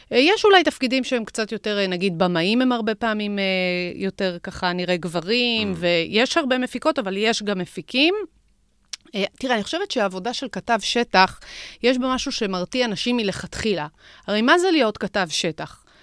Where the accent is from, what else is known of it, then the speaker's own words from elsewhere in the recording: Jerusalem District, Israel; מאזור ירושלים.